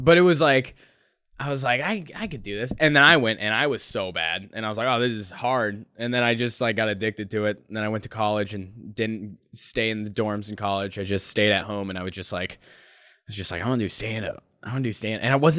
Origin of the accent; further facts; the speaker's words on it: North Dakota, United States; also born or lived in Minnesota; I was from Minnesota, but I say I'm from North Dakota because that's where I did high school